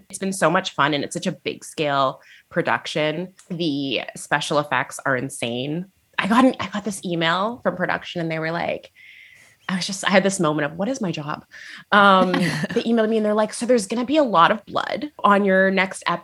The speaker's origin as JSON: {"language": "English", "area": "Niagara", "region": "Ontario", "country": "Canada", "tie": "born or raised there", "also_born_or_lived": "Toronto", "said": "my hometown in Niagara."}